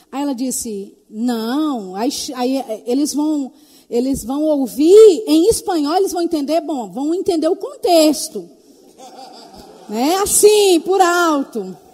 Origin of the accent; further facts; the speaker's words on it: Belo Horizonte, Minas Gerais, Brazil; born there; É porque os meus pais são de Tapetinga, mas eu, eu nasci em BH.